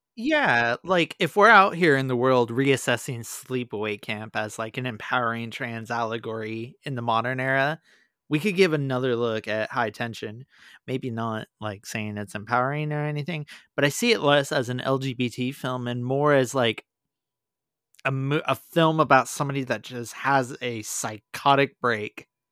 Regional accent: Inland Empire, Southern California, United States; growing up in Southern California in the early two thousands in the Inland Empire

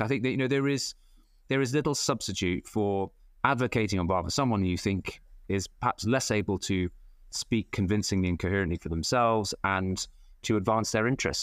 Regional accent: Cheltenham, South West England, United Kingdom; my hometown

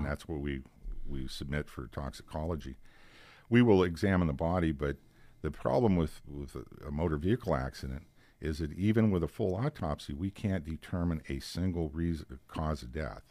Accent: Girard, Pennsylvania, United States; all the years that I was in Girard, my hometown, I knew everybody that I buried

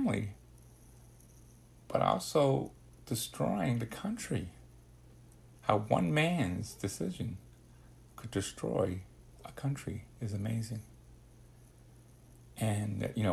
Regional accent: New York City, New York, United States; growing up in the Bronx, we were living in my grandmother's house in the basement

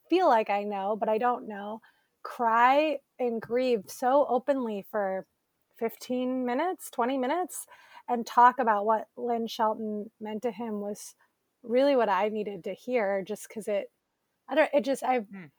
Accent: Elyria, Ohio, United States; my hometown, Elyria, Ohio

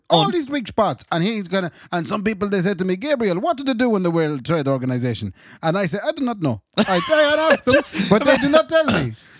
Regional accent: Ireland; I know I'm an Irish person

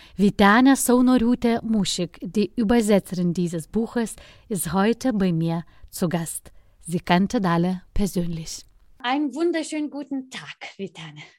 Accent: Lithuania; mein Heimatland

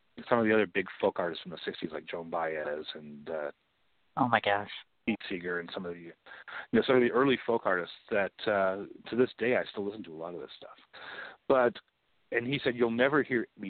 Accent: Canadian side of the border near Detroit, Ontario, Canada; also born or lived in London, Ontario; I grew up near Detroit. I'm the Canadian side of the border, but very close to Detroit

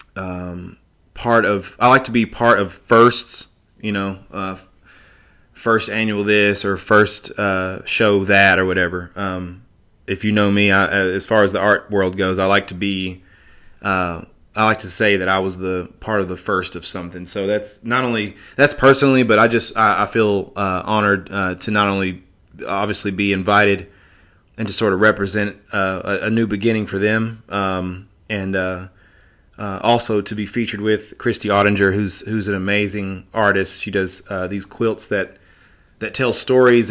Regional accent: Johnson City, Tennessee, United States; my hometown, Johnson City

